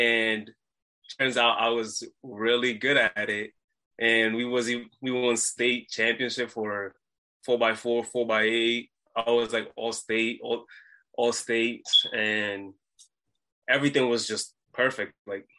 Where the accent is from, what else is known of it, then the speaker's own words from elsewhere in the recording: Providence, Rhode Island, United States; I'm from Providence, Rhode Island